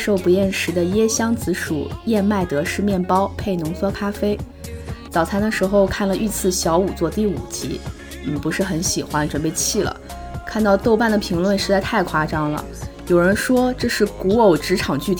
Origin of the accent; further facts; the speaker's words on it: Shandong, China; 伴随的是西坛路的山东啊，山东我的故乡。